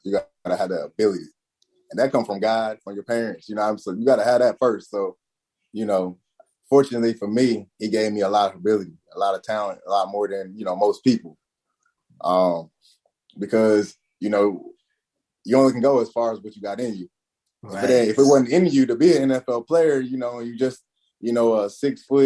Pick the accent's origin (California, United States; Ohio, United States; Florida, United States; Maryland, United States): Maryland, United States; Eastern Shore of; born or raised there; moved away as an adult; also born or lived in Auburn, Alabama